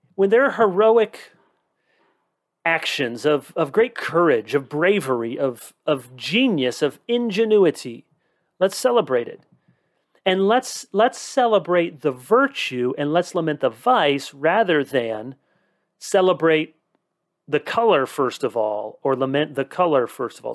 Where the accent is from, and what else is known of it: United States